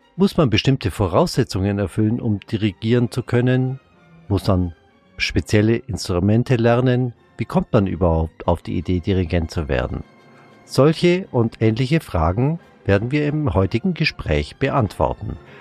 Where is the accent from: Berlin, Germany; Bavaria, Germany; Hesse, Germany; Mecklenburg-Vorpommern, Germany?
Bavaria, Germany; Kempten; accent: Allgäuer; du kommst ja auch aus Kempten, genauso wie ich